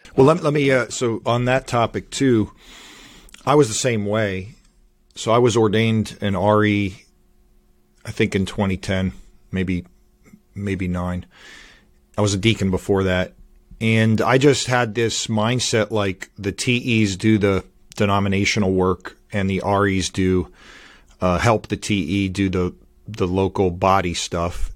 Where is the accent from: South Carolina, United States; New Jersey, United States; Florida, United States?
Florida, United States; Miami; moved away as an adult; also born or lived in Northeast United States; now in North Carolina, United States; I grew up in Miami, Florida, I went to school in, in Hollywood, Florida